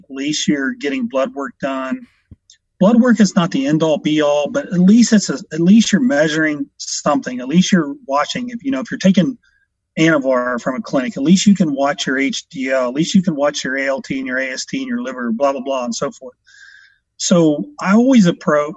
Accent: Washington Court House, Ohio, United States; also born or lived in Columbus, Ohio; From a little small town, uh, Washington Courthouse, about an hour south here in Columbus

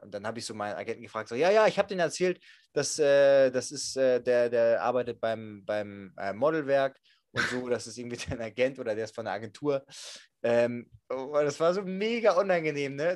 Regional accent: Germany; ich bin aus Deutschland

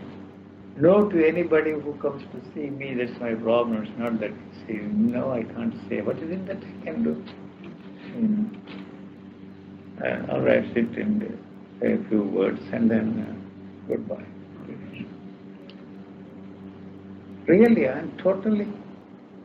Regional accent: India; I'm an Indian, I come from India. I grew up there

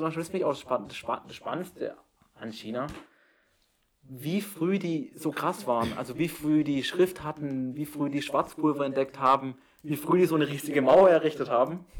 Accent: Baden-Württemberg, Germany; now in Jena, Germany; meine Heimat

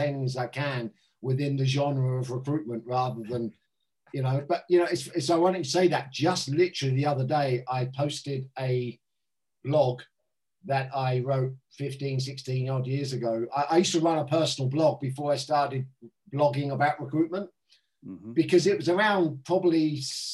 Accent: Southampton, South East England, United Kingdom; born or raised there; moved away as an adult; also born or lived in London

